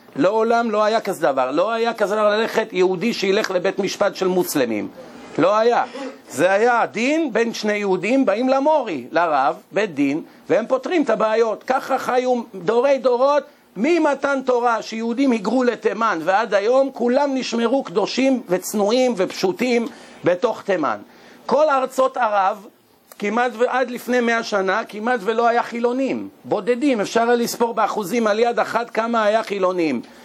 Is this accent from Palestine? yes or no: no; Israel; אנחנו ישראלים